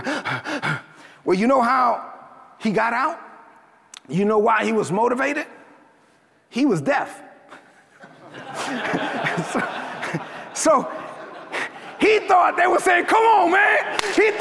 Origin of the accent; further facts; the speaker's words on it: New York City, New York, United States; I grew up in East New York, Brooklyn. I'm a Dominican kid from Brooklyn, son of immigrants from the Dominican Republic